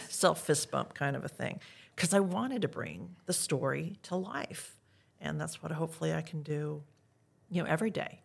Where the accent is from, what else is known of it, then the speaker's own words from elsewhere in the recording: Iowa, United States; now in Texas, United States; I grew up in Iowa